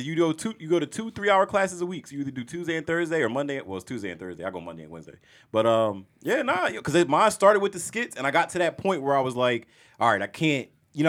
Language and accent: English; New Jersey, United States